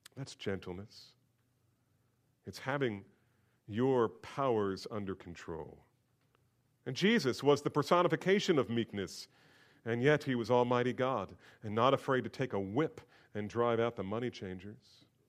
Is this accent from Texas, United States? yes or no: no; Bordentown, New Jersey, United States; I grew up in New Jersey